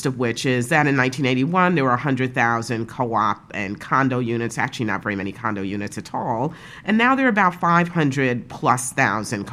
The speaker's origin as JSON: {"language": "English", "town": "New York City", "region": "New York", "country": "United States", "tie": "born or raised there", "also_born_or_lived": "Park Slope, Brooklyn", "said": "I grew up in Brownsville."}